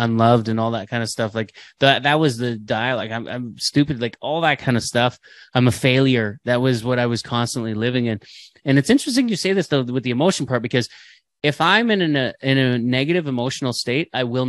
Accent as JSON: {"language": "English", "country": "Canada", "said": "we're Canadian, eh?"}